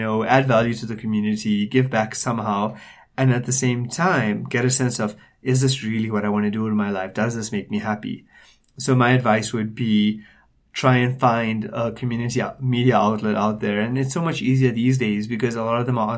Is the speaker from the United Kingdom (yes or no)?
no; Durban, KwaZulu-Natal, South Africa; moved away as an adult; now in Johannesburg, South Africa; born and raised in Durban. I lived there for most of my life. But I moved to Johannesburg in December 2010